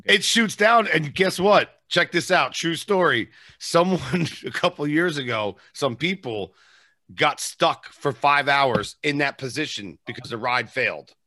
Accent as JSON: {"language": "English", "region": "New York area", "country": "United States", "said": "I'm from New York area"}